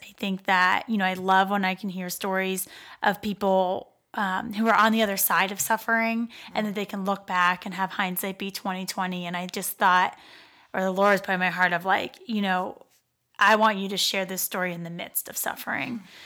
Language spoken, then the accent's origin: English; Pittsburgh, Pennsylvania, United States; moved away as an adult; now in Dayton, United States; I grew up in Pittsburgh and came here to go, um, to school at the University of Dayton